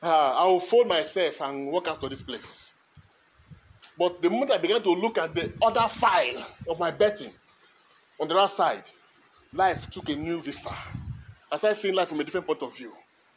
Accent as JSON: {"language": "English", "region": "Kogi", "country": "Nigeria", "tie": "born there", "said": "He was born in Bethlehem like every other person. I was born in Kogi State."}